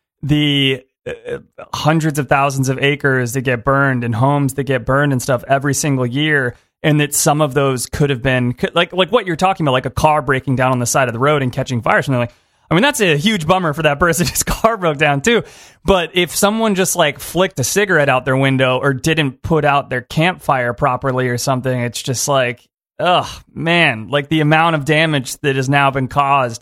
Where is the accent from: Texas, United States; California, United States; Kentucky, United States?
California, United States; Southern; So I am from Southern California. I've lived the majority of my life in California